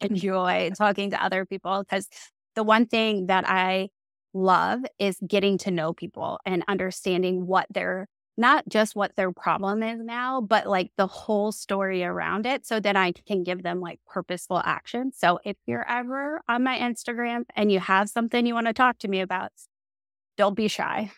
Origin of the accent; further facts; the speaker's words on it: Maryland, United States; I'm from Maryland